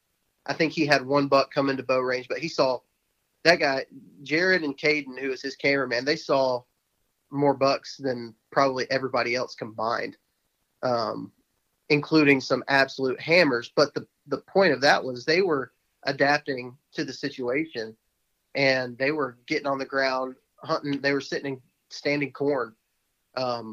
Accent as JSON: {"language": "English", "region": "Texas", "country": "United States", "tie": "born or raised there", "moved": "yes", "said": "what I grew up doing in Texas"}